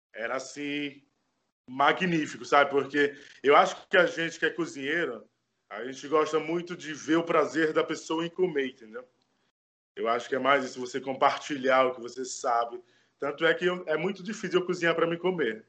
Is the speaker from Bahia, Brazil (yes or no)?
yes; Bahia, Brazil; now in Bauru, Brazil; Eu fui criado em orfanato na Bahia. Eu sou natural da Bahia, mas eu vivo e moro aqui em Bauru